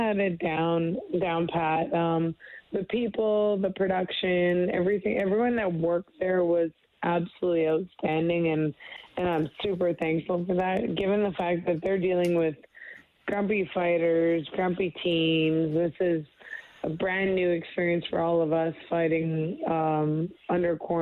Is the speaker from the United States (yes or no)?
no; Canada; being a Canadian